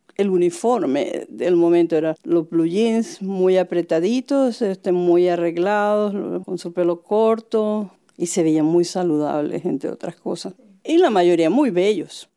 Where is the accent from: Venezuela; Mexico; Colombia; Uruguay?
Colombia; moved away as an adult; now in California, United States; artista colombiana, nacionalizada en Estados Unidos. Vivo en California de 1981